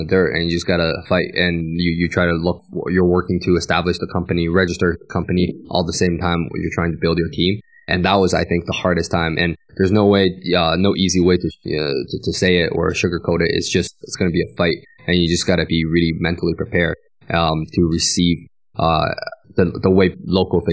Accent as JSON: {"language": "English", "country": "Canada", "tie": "born or raised there", "also_born_or_lived": "Guiyang, Guizhou, China (born) / United States", "moved": "as an adult", "lives_now": "Chengdu, China", "said": "I grew up in the West"}